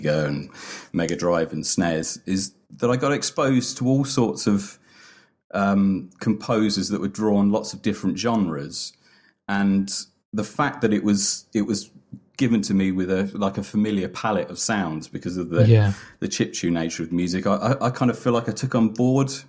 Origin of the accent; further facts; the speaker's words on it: England, United Kingdom; I'm too English